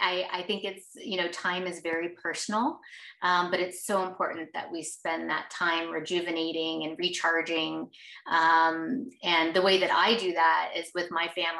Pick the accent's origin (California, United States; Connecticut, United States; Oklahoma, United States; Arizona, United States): Arizona, United States; also born or lived in Texas; I grew up here in Arizona